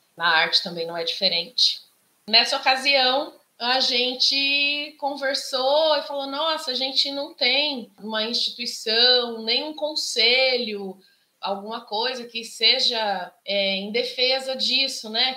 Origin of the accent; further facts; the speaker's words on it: Socorro, São Paulo, Brazil; accent: caipira; now in São Luiz do Paraitinga, Brazil; sou paraitingana e nasci na cidade de Socorro, que é também uma cidade do interior